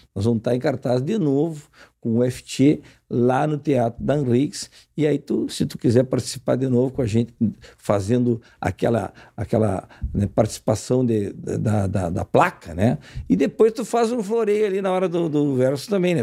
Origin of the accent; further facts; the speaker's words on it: Uruguaiana, Rio Grande do Sul, Brazil; Ferro Carril, que é o meu time lá de Uruguaiana